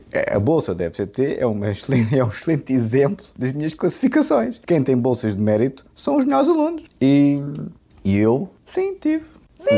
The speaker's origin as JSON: {"language": "Portuguese", "country": "Portugal", "said": "eu sou português de gema"}